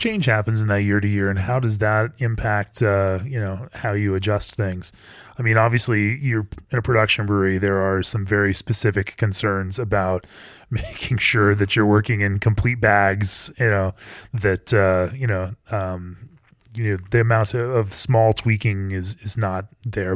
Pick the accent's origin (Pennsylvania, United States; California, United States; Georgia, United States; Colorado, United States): Colorado, United States; I'm from Colorado